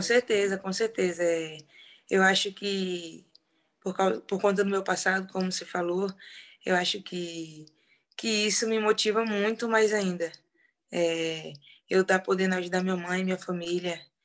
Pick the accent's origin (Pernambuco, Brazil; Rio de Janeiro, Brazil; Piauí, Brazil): Piauí, Brazil; União; now in Madrid, Spain; sou do interior do Piauí, lá do interiorzinho, Lagoa do Governo, no município de União